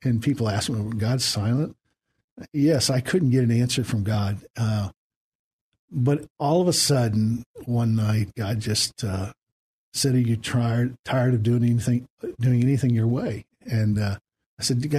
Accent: Indiana, United States; moved away as an adult; also born or lived in Alabama; now in San Antonio, United States; I'm originally from Indiana

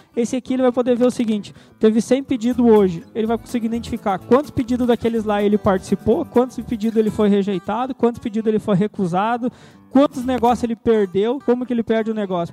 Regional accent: Santa Maria, Rio Grande do Sul, Brazil; moved away as an adult; also born or lived in Querência, Mato Grosso; now in Sinop, Brazil; eu sou gaúcho, natural de Santa Maria, Rio Grande do Sul, e faz cerca de sete anos que eu moro no Mato Grosso

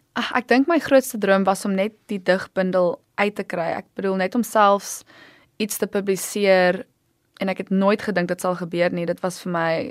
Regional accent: Stellenbosch, Western Cape, South Africa; moved away as an adult; also born or lived in New York; Ek het groot geword op Stellenbosch

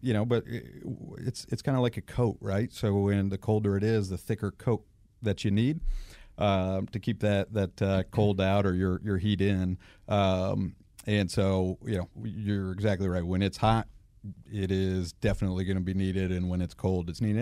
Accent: Atlanta, Georgia, United States; also born or lived in Michigan; I've been here uh, since I was nine

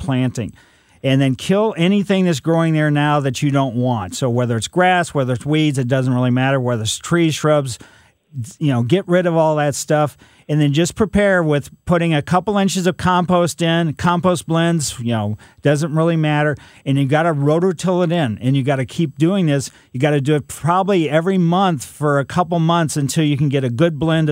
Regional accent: Ellisville, Missouri, United States; Growing up in Ellisville, we had streaks of different colors clay

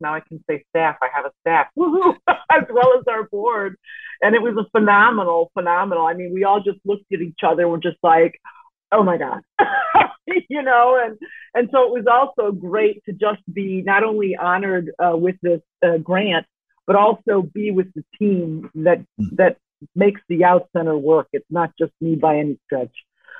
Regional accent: Chicago, Illinois, United States; I'm from Chicago originally.

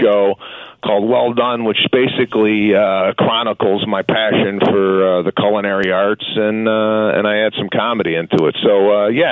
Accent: Chicago, Illinois, United States; me being from the Midwest, growing up in Chicago

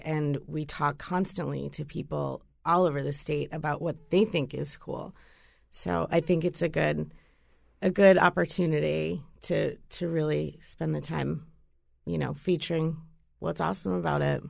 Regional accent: Boston, Massachusetts, United States; moved away as an adult; now in Connecticut, United States; I'm originally from Boston, um, and I've been here, I guess, maybe about, uh, eight years or so.

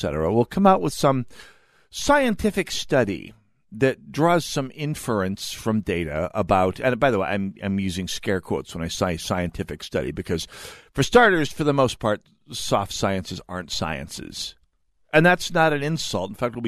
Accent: North Dakota, United States; now in Minnesota, United States; I'm the nebbish from North Dakota

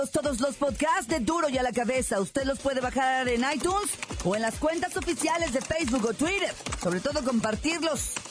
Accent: Mexico; Todos somos mexicanos.

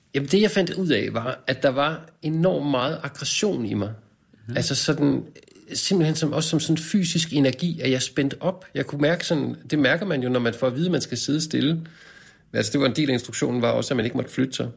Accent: Skovlunde, Capital Region of Denmark, Denmark; Jeg er vokset op i Skovlunde, vest for København, en ja. forstad

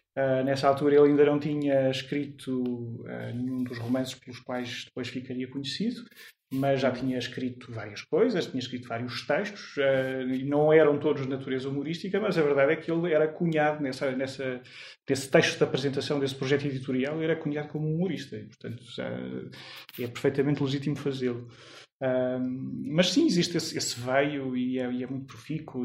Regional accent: Lisbon, Portugal; also born or lived in Porto Alegre, Brazil; eu vim para Lisboa com um ano, um ano e pouco

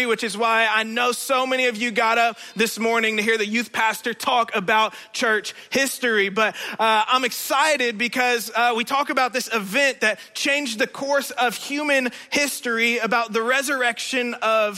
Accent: Indiana, United States; moved away; I'm originally from Indiana

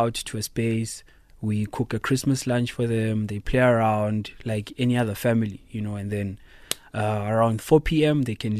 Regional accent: Tembisa, Gauteng, South Africa; You know, Gauteng, I'm from Tembisa

